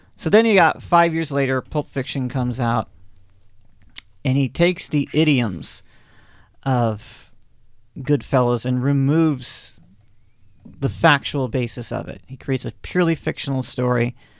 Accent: the South, United States; I'm a Southerner, um, by upbringing

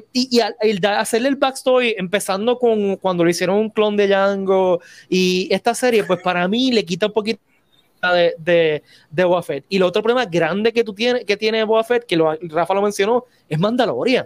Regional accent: Puerto Rico

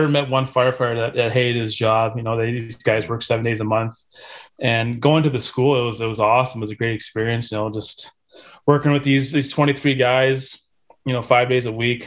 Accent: St. Catharines, Ontario, Canada; growing up in St. Catharines

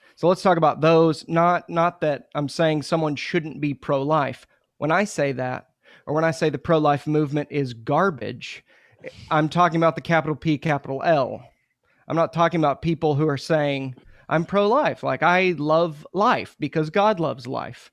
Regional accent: Muskogee, Oklahoma, United States; I'm from Muskogee, Oklahoma

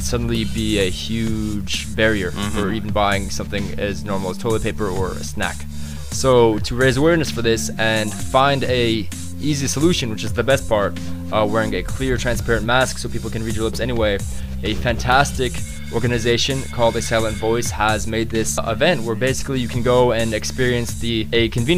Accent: Osaka, Japan; Based in my hometown of Osaka

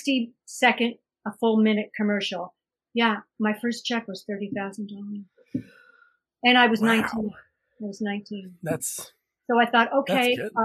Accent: New York, United States; And I'm just a New Yorker. I'm an East Coast girl.

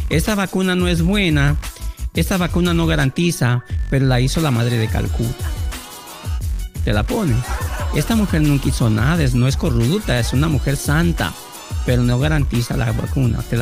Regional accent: Mexico

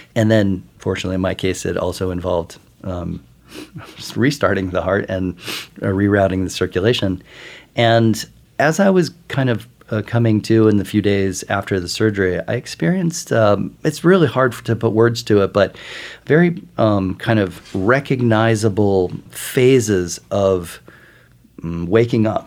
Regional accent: Midwest, United States; now in New York, United States; I grew up in the Midwest, eating a, an all-American diet

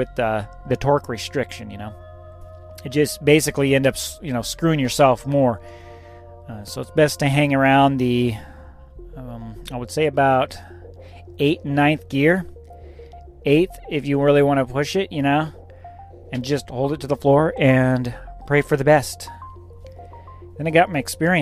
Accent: the West, United States; moved away; I'm from the West, you know. It gets hot, but there's no humidity

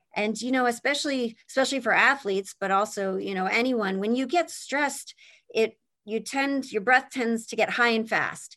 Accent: Pennsylvania, United States; moved away as an adult; also born or lived in Indiana; I grew up in Pennsylvania

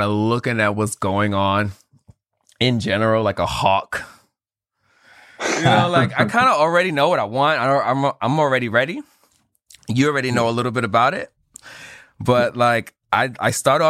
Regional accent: New York City, New York, United States; I'm from Bed-Stuy

